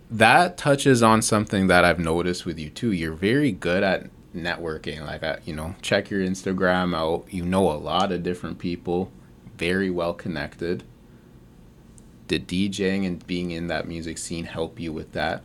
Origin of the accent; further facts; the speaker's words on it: Mississauga, Ontario, Canada; I'm from Mississauga, like, really good places to grow up